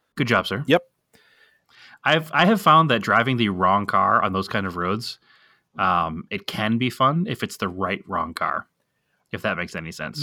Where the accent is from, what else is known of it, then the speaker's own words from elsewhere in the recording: Boston, Massachusetts, United States; moved away; we're from Boston